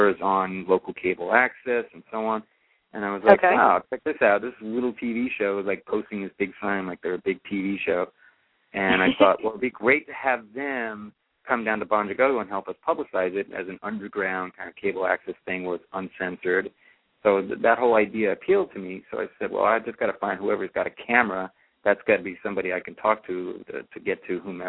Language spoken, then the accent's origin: English; New York City, New York, United States; moved away as an adult; now in San Francisco, United States; I'm actually a New York City native, so I was born in Brooklyn